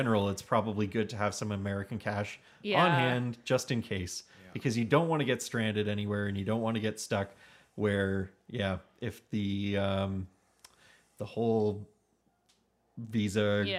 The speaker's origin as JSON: {"language": "English", "country": "Canada", "said": "But as a Canadian, if you are driving through the States and you pull up to a gas station and it's asking you for a zip code"}